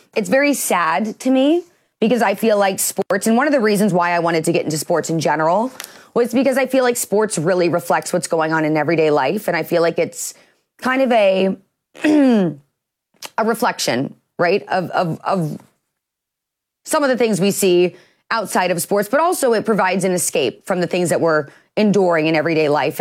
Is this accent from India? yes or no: no; Midwest, United States; I'm from the Midwest.